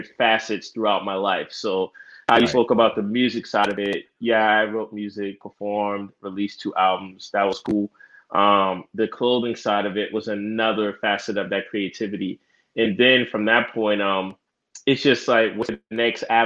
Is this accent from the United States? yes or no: yes; Charleston, South Carolina, United States; I'm from the South, from Charleston, South Carolina.